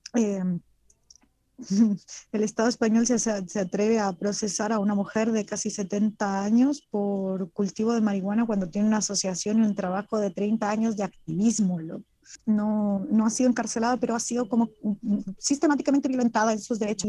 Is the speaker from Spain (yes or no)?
no; Mexico; como mujer mexicana